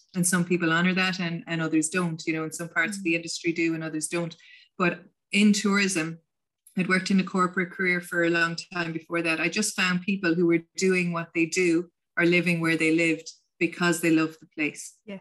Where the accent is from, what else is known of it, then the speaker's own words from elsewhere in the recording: County Limerick, Munster, Ireland; first language English; moved away as an adult; also born or lived in San Francisco, United States / England; now in County Clare, Ireland; I grew I grew up in County Limerick